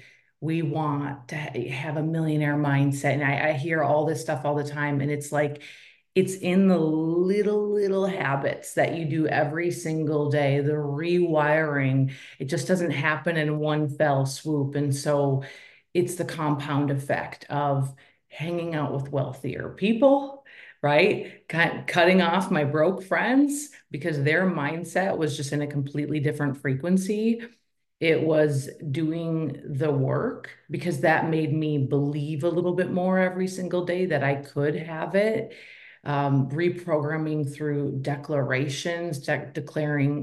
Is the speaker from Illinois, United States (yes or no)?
no; Minnesota, United States; I am a girl from Minnesota. So I was raised by a single mom.